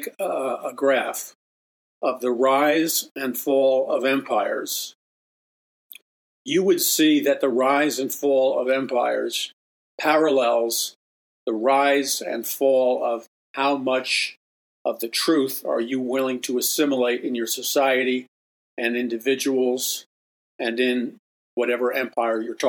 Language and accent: English; New York City, New York, United States; growing up in Jackson Heights, Queens